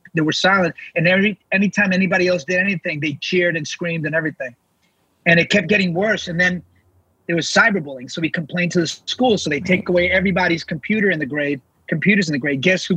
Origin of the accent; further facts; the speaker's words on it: New York City, New York, United States; I'm from New York City, where we celebrate everybody's uniqueness